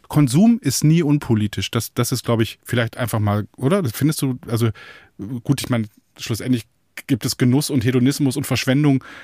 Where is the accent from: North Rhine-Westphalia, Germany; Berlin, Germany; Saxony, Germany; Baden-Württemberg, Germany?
North Rhine-Westphalia, Germany; Münsterland; first language German; da wurde man so reingeworfen in der erzkatholischen Enklave des Münsterlands